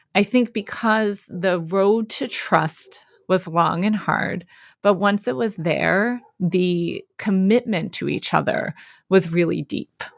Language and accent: English; Philadelphia, Pennsylvania, United States; I'm born and raised in Philadelphia, P A.